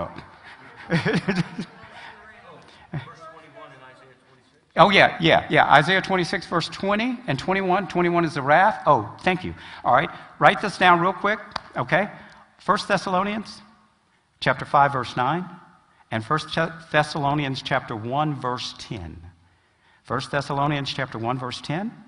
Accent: Alabama, United States; I was from, believe it or not, I was from Alabama

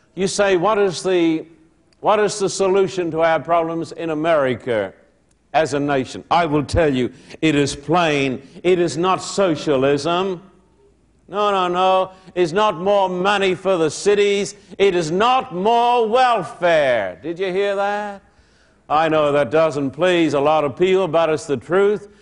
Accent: Australia; moved away as an adult; now in United States; I'm an Australian

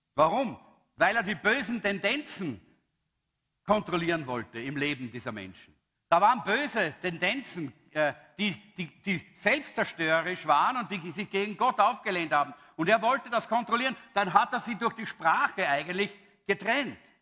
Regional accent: Austria; ich als Österreicher

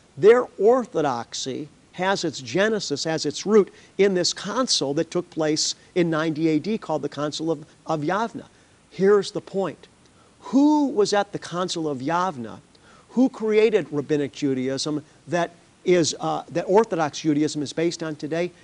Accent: United States; as an American

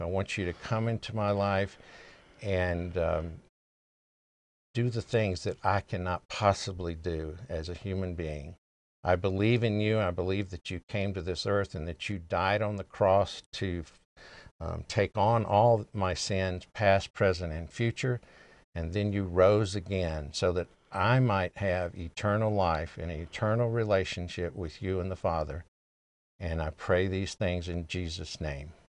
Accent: the South, United States; I'm an American by birth and a Southerner by the grace of God

